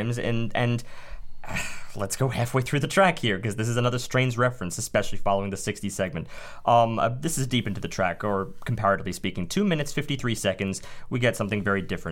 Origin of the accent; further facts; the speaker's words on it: United States; I'm American